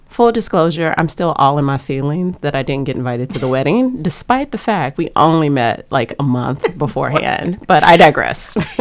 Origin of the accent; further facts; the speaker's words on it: Lake Charles, Louisiana, United States; now in Cambridge, United States; I am from Lake Charles, Louisiana, on the bayou. Um, grew up there